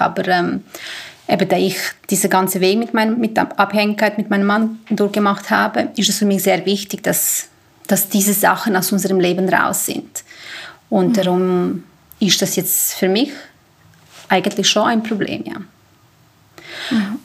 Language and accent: German; Serbia; also born or lived in Basel-Landschaft, Switzerland; now in Switzerland; Ich komme ursprünglich aus Serbien